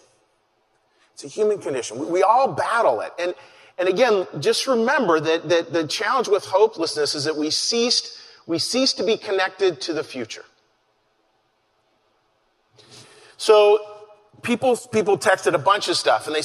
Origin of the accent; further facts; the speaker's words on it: Pittsburgh, Pennsylvania, United States; moved away as an adult; now in Philadelphia, United States; I was from the Pittsburgh area.